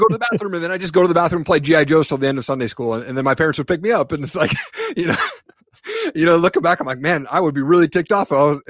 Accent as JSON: {"language": "English", "region": "Washington", "country": "United States", "tie": "born or raised there", "said": "So, you know, I grew up in Eastern Washington."}